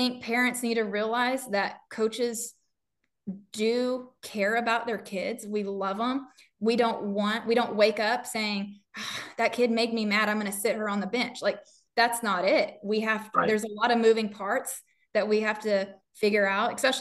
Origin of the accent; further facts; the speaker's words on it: New Mexico, United States; now in Texas, United States; I'm from New Mexico.